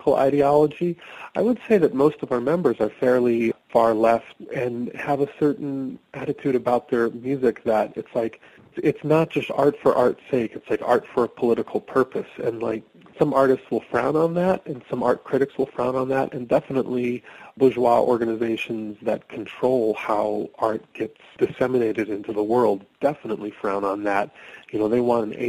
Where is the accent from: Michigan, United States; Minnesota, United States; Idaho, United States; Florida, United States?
Minnesota, United States; Minneapolis; now in Western Massachusetts, United States; I live in Western Massachusetts, but I grew up in Minneapolis